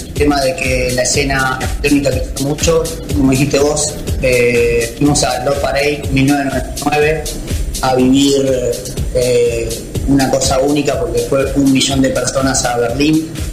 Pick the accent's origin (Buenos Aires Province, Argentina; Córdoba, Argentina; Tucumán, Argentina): Córdoba, Argentina; moved away; also born or lived in Buenos Aires / Ibiza; Yo nací en Córdoba